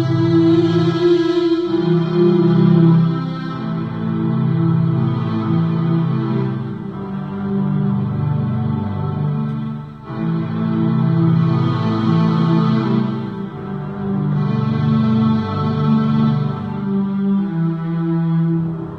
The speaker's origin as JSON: {"language": "English", "region": "Michigan", "country": "United States", "said": "I am from Michigan"}